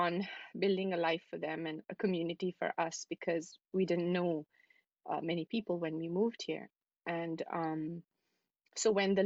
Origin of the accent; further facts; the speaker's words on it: New Delhi, Delhi, India; moved away as an adult; also born or lived in Dubai / Manhattan, New York; now in New York City, United States; I was born in New Delhi and I lived there for most of my life, really, up until now.